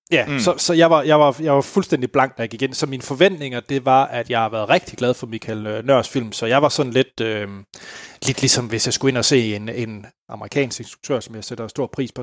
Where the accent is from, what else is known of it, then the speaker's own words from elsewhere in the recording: West Jutland, Denmark; jeg var hjemme i Vestjylland